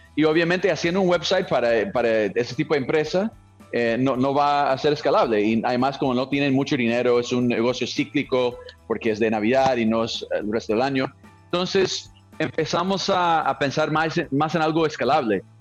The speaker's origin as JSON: {"language": "Spanish", "region": "California", "country": "United States", "also_born_or_lived": "Colombia / Brazil / Mexico", "second_language": "Spanish", "moved": "as an adult", "said": "soy de California, ¿no? Eh, Estados Unidos."}